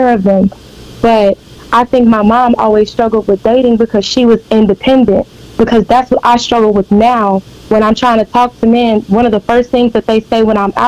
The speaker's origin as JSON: {"language": "English", "town": "Beaumont", "region": "Texas", "country": "United States", "said": "I'm from Beaumont"}